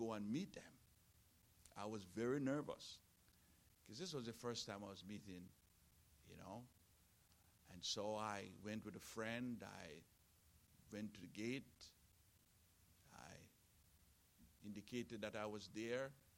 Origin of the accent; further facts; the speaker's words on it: Jamaica; I was born in Jamaica. You can hear it